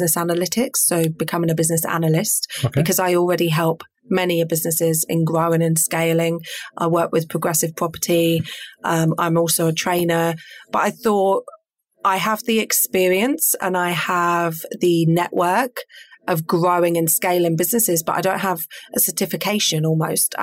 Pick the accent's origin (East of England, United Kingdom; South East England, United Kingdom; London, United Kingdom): East of England, United Kingdom; Peterborough; I am local, born and bred Peterborough. And so I grew up in Orton